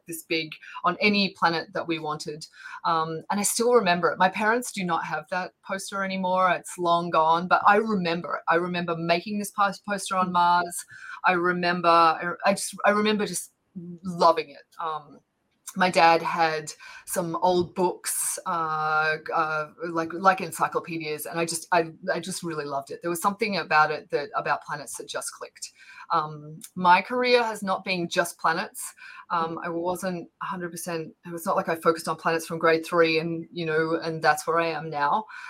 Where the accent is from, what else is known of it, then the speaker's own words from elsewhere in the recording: Bendigo, Victoria, Australia; moved away as an adult; also born or lived in Ballarat, Australia / United Kingdom; now in United States; I was born in a small town called Ballarat, and I grew up in a small town called Bendigo